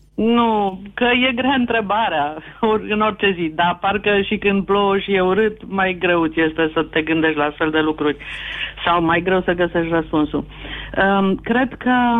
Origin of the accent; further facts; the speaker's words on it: Romania; sunt un român patriot, așa am fost crescută